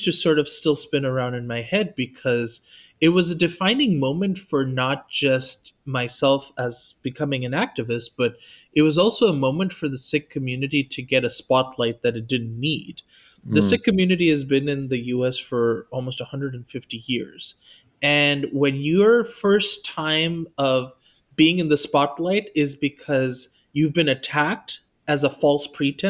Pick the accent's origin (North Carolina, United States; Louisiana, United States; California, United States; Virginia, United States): California, United States; Los Angeles; I was also born in Los Angeles, which was already hyper diverse when it came to religion and spirituality